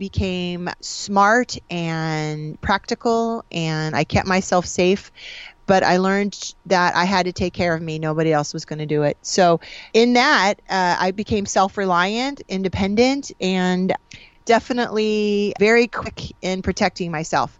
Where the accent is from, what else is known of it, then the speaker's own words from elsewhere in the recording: Springfield, Illinois, United States; So I grew up in Springfield, Illinois. I'm a Midwest girl.